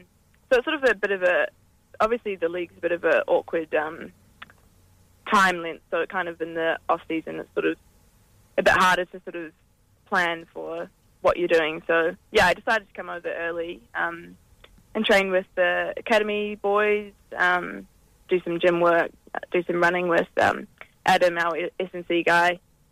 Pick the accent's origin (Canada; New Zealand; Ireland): New Zealand; now in Perth, Australia; Yeah, well, so obviously I'm Kiwi. I've been playing for Perth for the last three seasons.